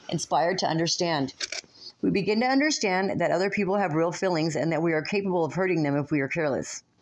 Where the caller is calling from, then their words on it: Las Vegas, Nevada, United States; I come to you from Las Vegas, Nevada